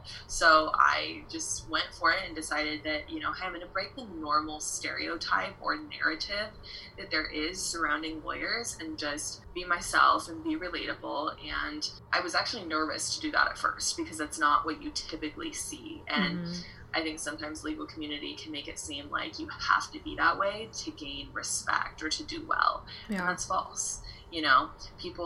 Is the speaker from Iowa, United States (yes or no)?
yes; Iowa, United States; moved away as an adult; now in Arizona, United States; I am originally from Iowa, but I moved out to Arizona.